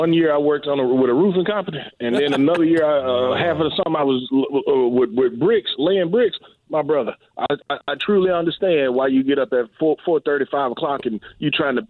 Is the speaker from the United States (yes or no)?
yes; Mississippi, United States; And so, like, we got from my hometown to this day, we got guys that go offshore. I mean, Scott County, Smith County, all of the area, Leak, those are offshore guys.